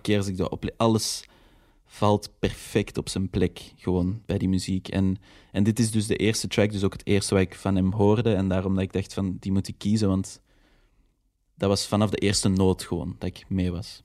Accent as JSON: {"language": "Dutch", "town": "Antwerp", "region": "Flanders", "country": "Belgium", "said": "mijn roots liggen zo echt in Antwerpen"}